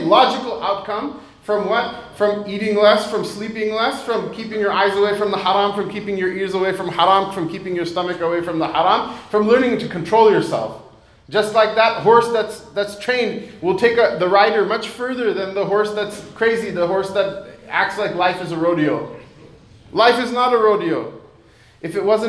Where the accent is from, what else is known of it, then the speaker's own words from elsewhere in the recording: United States; I was born and raised in America